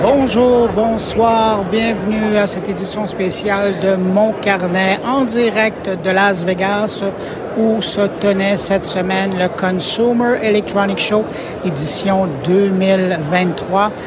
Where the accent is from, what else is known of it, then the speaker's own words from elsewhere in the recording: Quebec, Canada; chez nous au Québec